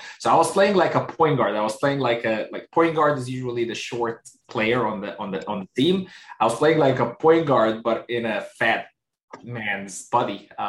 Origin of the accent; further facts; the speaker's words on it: Egypt; born there; also born or lived in United Arab Emirates / Kuwait / United States; A little bit about, just where I was born in Egypt. I spent some time in the UAE, the United Arab Emirates. I spent about 3 or 4 years in Kuwait.